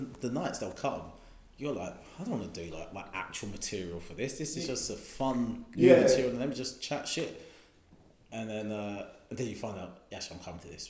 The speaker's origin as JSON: {"language": "English", "town": "Eastbourne", "region": "South East England", "country": "United Kingdom", "said": "This I live here. This is I'm from Eastbourne all day. I represent Eastbourne all day."}